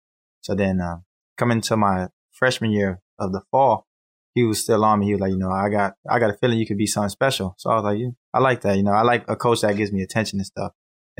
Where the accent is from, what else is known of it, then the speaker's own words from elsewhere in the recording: Cleveland, Ohio, United States; I'm from Cleveland, Ohio. And the one thing that drew me to Blue Lights College was the opportunity to actually like move away from home, because where I'm from is really a rough neighborhood and stuff.